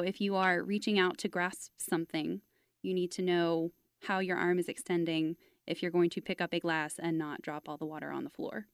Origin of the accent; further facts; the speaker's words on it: Fort Worth, Texas, United States; I grew up in Fort Worth